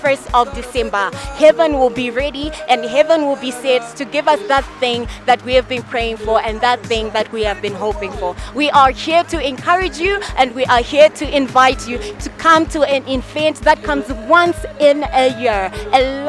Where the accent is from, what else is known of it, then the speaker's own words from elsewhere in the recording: Zimbabwe; I'm also from Zimbabwe